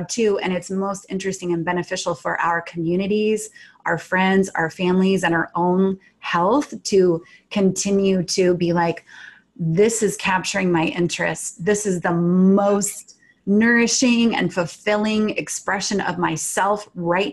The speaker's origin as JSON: {"language": "English", "region": "Washington", "country": "United States", "tie": "born or raised there", "said": "So I grew up in Washington State in the suburbs, which were very foresty and kind of wild in the 70s"}